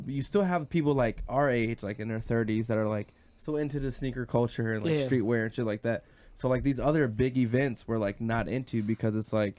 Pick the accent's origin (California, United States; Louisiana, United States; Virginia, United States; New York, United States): Virginia, United States; Woodbridge; we're from Woodbridge.